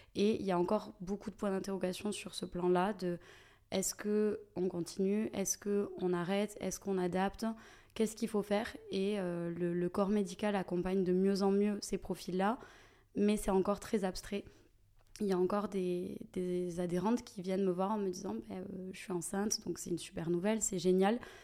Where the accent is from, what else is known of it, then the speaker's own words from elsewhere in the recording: Toulouse, Occitania, France; toulousaine, Déjà, euh, de base, euh, j'ai jamais euh, quitté la ville rose. j'ai toute ma famille ici, j'ai vraiment mes racines